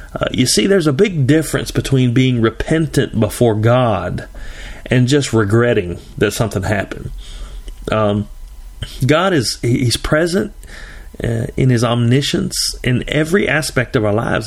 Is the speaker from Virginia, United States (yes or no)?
no; Tennessee, United States; I'm from Tennessee.